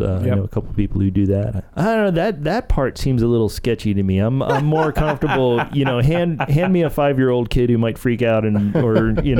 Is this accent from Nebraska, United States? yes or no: no; Delaware, United States; moved away as an adult; also born or lived in Clemson, South Carolina; I grew up in Delaware.